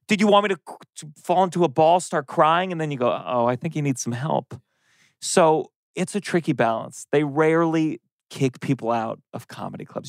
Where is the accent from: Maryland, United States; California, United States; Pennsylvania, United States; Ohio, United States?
Maryland, United States; also born or lived in Harlem, New York City / Lower East Side, New York City; now in New York City, United States; I grew up in Maryland